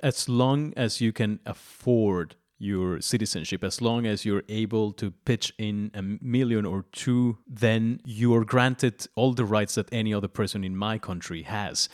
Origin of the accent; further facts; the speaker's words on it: Mexico; I'm Mexican